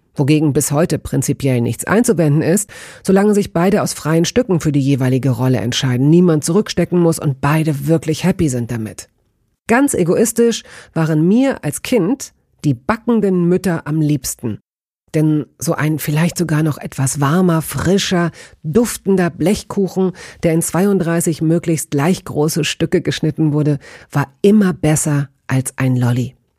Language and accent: German; Hanover, Lower Saxony, Germany; also born or lived in Tehran; ich bin in Hannover aufgewachsen